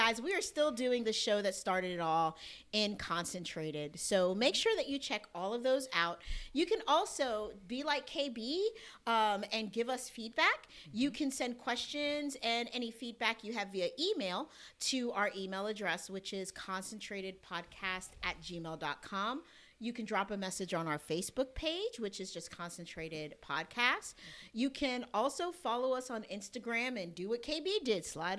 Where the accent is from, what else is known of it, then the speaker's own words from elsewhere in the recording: New Jersey, United States; Now I'm from New Jersey.